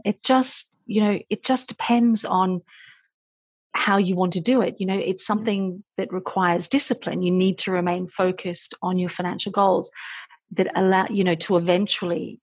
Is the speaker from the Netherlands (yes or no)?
no; Australia; moved away as an adult; I started out as a journalist a long time ago in my home country of Australia